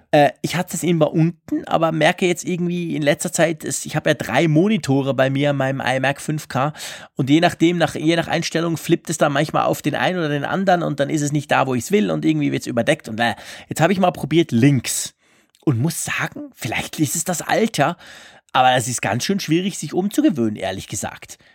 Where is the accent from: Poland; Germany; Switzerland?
Switzerland; bei uns in der Schweiz